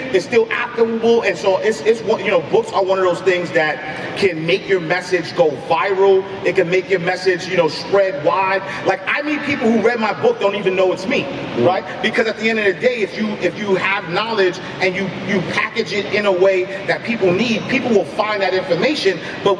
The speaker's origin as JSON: {"language": "English", "town": "Harlem", "region": "New York", "country": "United States", "said": "The reason why I start off my story every day that I am from Harlem and I am from St. Nicholas Project, because there are a million, and I've never sold dope."}